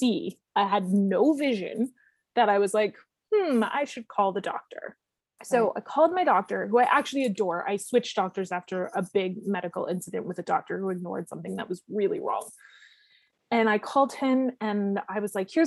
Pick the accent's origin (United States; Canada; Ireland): Canada; the Maritimes; now in Hamilton, Canada; I'm from the Maritimes. My sisters are my best friends. I miss the Maritimes. I haven't been home since COVID.